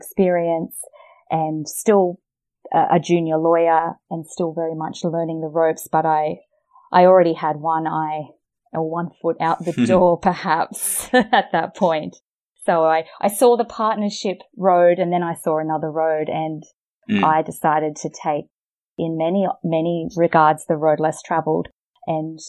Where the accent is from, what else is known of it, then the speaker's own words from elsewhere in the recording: Australia; accent: Australian; I started as a private practice lawyer in Australia, as you can probably hear from my accent.